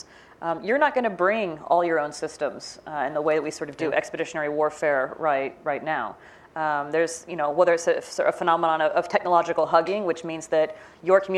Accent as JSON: {"language": "English", "region": "Midwest", "country": "United States", "said": "I'm from the Midwest. I grew up in the suburbs."}